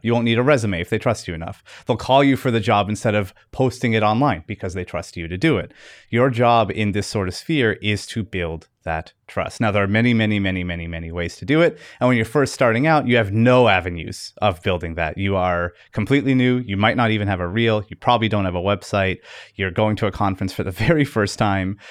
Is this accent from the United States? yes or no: no; Fredericton, New Brunswick, Canada; I'm from Fredericton, New Brunswick, Canada